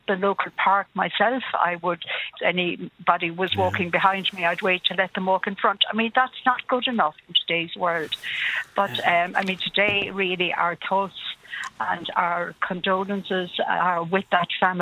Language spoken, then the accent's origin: English; County Laois, Midlands, Ireland; moved away; I'm a Midland girl myself. I come from County Leash originally